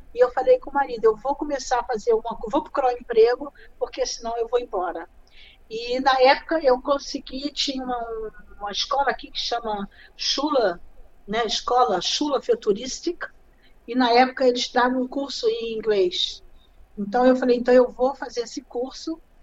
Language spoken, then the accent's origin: Portuguese; Rio de Janeiro, Brazil; moved away as an adult; also born or lived in Nova Friburgo, Brazil; now in Germany; Eu venho do Rio de Janeiro